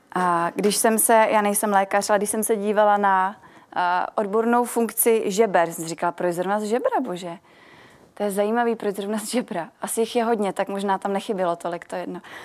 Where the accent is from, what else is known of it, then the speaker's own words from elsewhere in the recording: Milovice, Central Bohemian Region, Czechia; jsem z Milovic